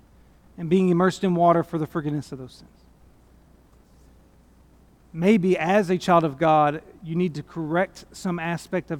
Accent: United States; I'm an American

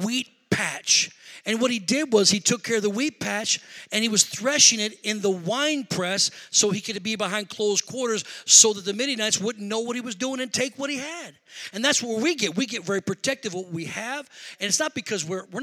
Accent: Rockford, Illinois, United States; moved away as an adult; now in Milwaukee, United States; we're not from Milwaukee. We're from Rockford, Illinois

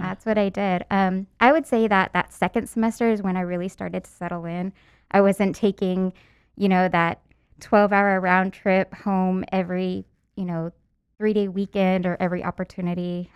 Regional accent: San Antonio, Texas, United States; where I went to school was way North Texas, and I'm from San Antonio

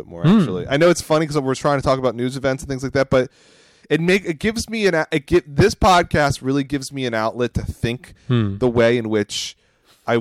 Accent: Phoenixville, Pennsylvania, United States; Pennsylvania. It's my hometown.

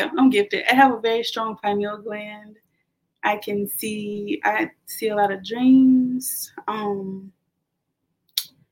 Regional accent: the South, United States; I'm from the South, kind of like a Southern Baptist background

